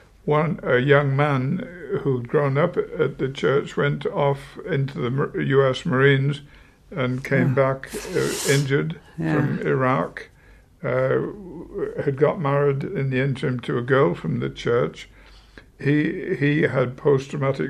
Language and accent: English; United Kingdom; moved away as an adult; now in United States; being a Brit myself